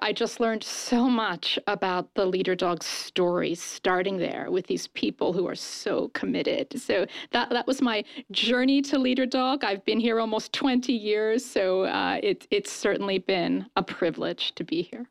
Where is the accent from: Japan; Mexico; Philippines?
Japan; also born or lived in London, United Kingdom; now in United States; I was raised in Japan